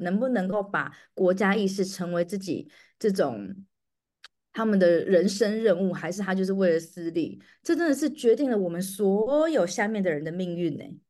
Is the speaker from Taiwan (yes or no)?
yes; Taiwan; moved away as an adult; also born or lived in Turkey; now in Dubai, United Arab Emirates; 我们身为台湾人